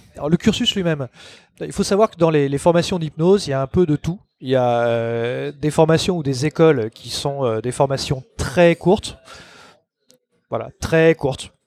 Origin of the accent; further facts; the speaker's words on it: Paris, Île-de-France, France; Je suis né à Paris, j'ai toujours vécu à Paris ou dans la proche banlieue